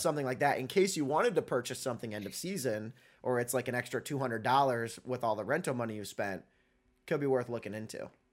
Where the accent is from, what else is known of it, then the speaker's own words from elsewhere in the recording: Indiana, United States; moved away; my hometown in Indiana, living just north of Indianapolis